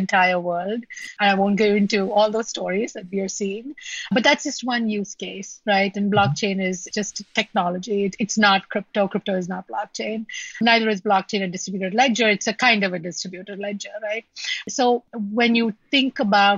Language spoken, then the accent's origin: English; India; moved away; I grew up in India